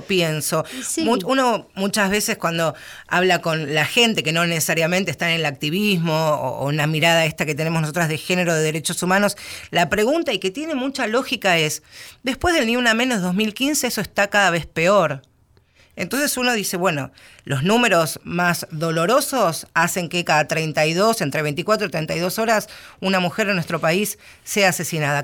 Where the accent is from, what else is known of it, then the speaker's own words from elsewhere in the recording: Buenos Aires Province, Argentina; como bonaerense